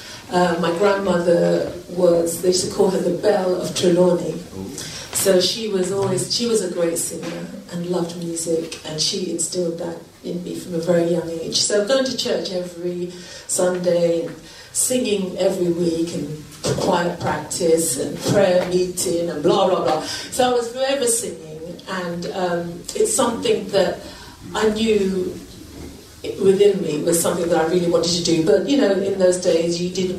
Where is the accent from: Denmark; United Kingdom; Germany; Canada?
United Kingdom; Hertfordshire, East of England; moved away as an adult; also born or lived in Wembley, Brent, London; I grew up in Hertfordshire, and when I left home and finished my studies, I somehow ended up in Brent